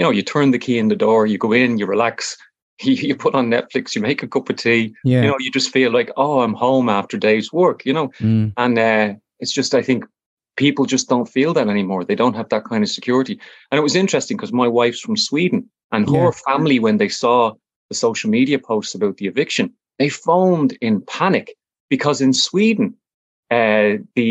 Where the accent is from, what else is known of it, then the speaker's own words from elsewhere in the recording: Dublin, Leinster, Ireland; I'm originally from Fatima Mansions Flats